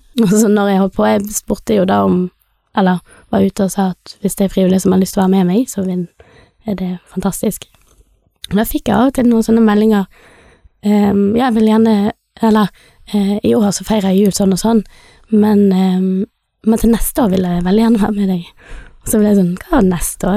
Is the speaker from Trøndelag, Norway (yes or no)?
no; Bergen, Vestland, Norway; moved away as an adult; also born or lived in India; now in Stord, Norway; jeg er født i India, adoptert. Oppvokst i Bergen